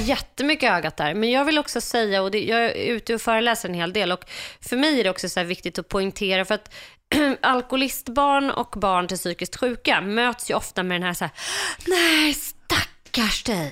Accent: Stockholm, Stockholm County, Sweden; jag växte upp eh, på Söder i Stockholm med min pappa

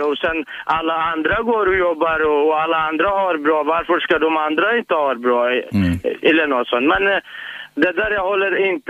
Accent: Kurdistan Region, Iraq; now in Sweden; där jag kommer ifrån, och det är fantastiskt.

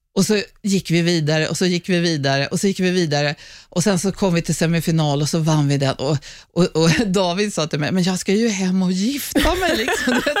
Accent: Stockholm, Stockholm County, Sweden; accent: Söder dialect; jag är uppvuxen, jag är född på Södersjukhuset här bakom där vi står nu. Jag är uppvuxen på Söder och söder om Söder

